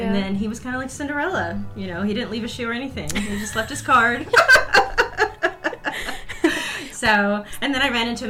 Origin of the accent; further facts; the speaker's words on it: San Antonio, Texas, United States; I've been in San Antonio since I was born, moved away, you know, to get my education and move and work in other television markets. But I came back to San Antonio over 20 years ago.